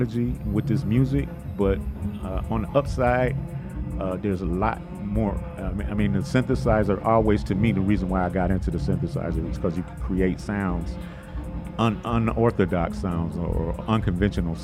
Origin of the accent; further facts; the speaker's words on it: Detroit, Michigan, United States; we're both from Detroit, and it was like something about the air or the water or something in Detroit that had young guys, young musicians like myself, kind of on that path